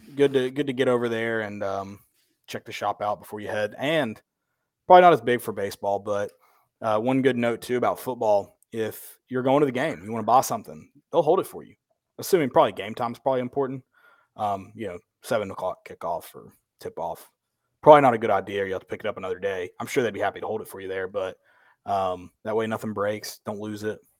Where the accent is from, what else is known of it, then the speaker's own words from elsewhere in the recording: the South, United States; we grew up in the South